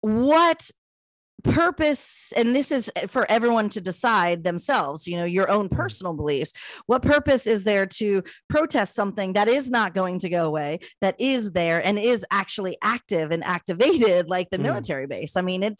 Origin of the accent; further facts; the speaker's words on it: United States; now in South Korea; as an American